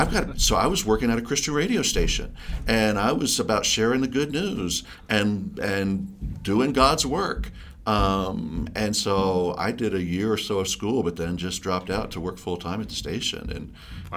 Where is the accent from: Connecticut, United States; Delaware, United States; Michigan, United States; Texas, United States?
Delaware, United States; now in Colorado, United States; growing up in Delaware